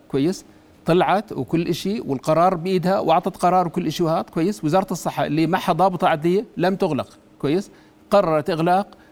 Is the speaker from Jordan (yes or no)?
yes; Jordan; انا طبيب اردني